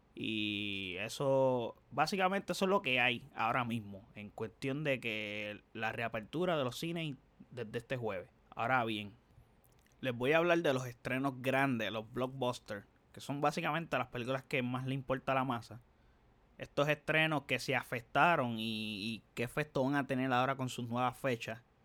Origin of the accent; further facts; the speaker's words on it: Dorado, Puerto Rico; aquí yo soy de Dorado, vivo en Dorado